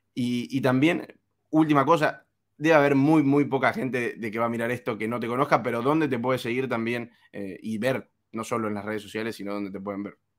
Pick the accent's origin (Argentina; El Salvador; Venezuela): Argentina; soy argentino